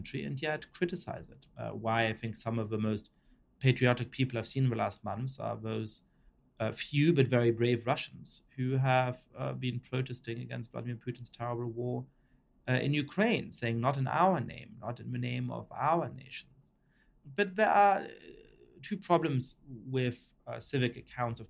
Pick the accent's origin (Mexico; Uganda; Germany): Germany; also born or lived in Poland / Italy / France / United Kingdom; now in United States; I was raised in Germany